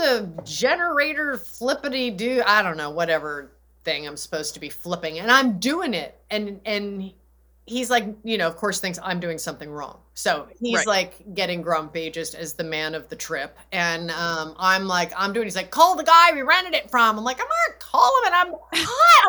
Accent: Los Angeles, California, United States; moved away as an adult; that's my home. It's where my husband and I both were born and raised.

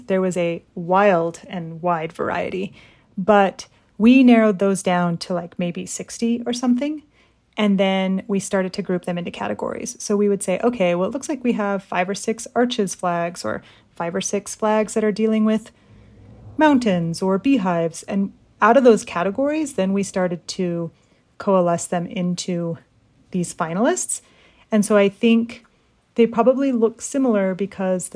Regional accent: Utah, United States; born and raised in Utah, but in an immigrant family

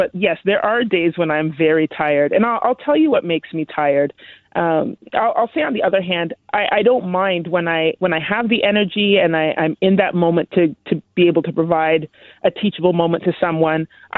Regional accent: Canada; I'm born and raised in Canada

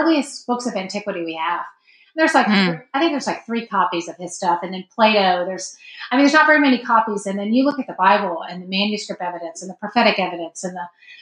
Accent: Texas, United States; moved away; also born or lived in Chicago; I'm from Texas

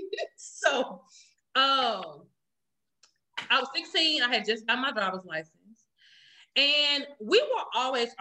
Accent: Jackson, Mississippi, United States; I'm from Jackson, Mississippi

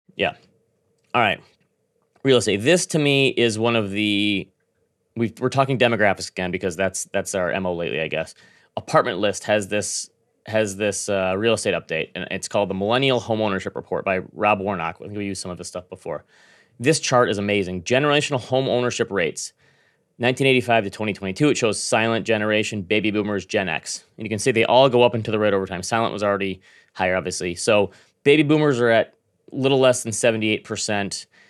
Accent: Grand Rapids, Michigan, United States; born or raised there

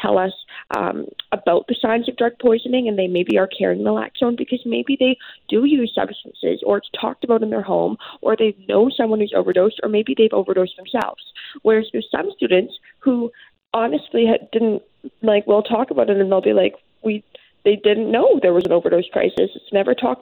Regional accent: Port Moody, British Columbia, Canada; I'm from Port Moody

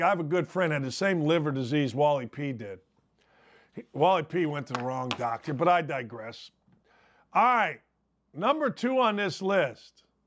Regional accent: Merrillville, Indiana, United States; I grew up outside Chicago, Maryville, Indiana

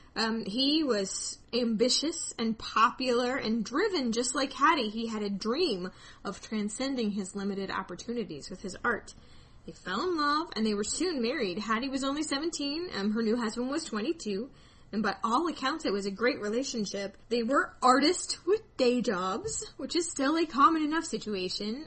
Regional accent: Wichita, Kansas, United States; Wichita, my hometown

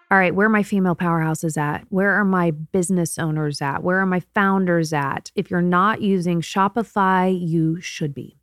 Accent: Martinsville, Indiana, United States; moved away; I am born and raised in Indiana.

